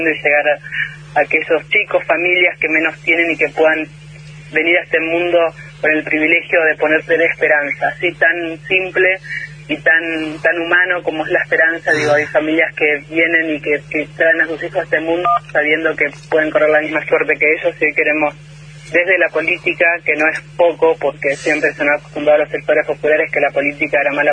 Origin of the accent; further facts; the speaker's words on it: Argentina; me llena de orgullo como, como Argentina